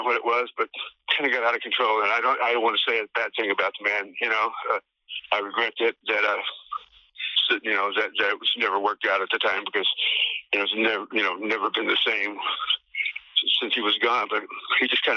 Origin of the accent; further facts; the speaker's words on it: Oklahoma, United States; moved away; I was from Oklahoma